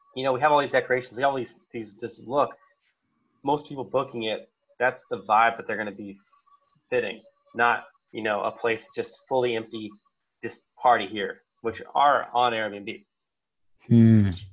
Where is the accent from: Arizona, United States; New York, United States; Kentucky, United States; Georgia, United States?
Arizona, United States; I'm from Arizona, so I already knew the cool places to stay at.